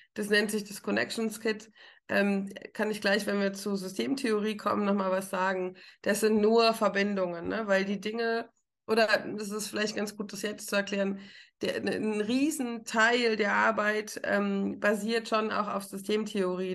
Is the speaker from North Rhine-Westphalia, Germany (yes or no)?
no; Rhineland-Palatinate, Germany; now in Frankfurt, Germany; Ich komme aus der Pfalz, ich trinke richtigen Wein.